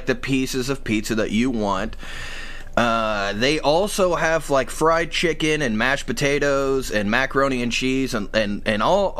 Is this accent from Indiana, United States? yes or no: yes; Indiana, United States; I'm from Indiana. Like, you know, I'm in my mid-30s, and we all grew up on … okay. Where I'm from, man.